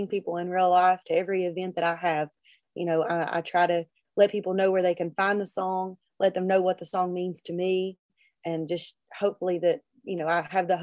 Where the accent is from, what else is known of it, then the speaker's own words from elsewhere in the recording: Logan, West Virginia, United States; I was in Logan, my hometown, Logan County, West Virginia